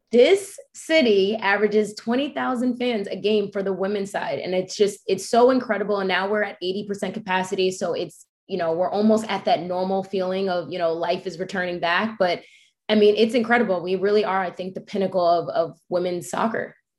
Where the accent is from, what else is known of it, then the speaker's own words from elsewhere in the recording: New York, United States; I'm a New Yorker. I'm from a city.